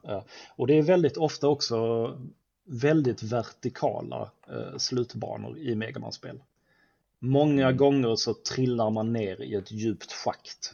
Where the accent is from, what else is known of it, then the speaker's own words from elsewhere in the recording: Sweden; som svensk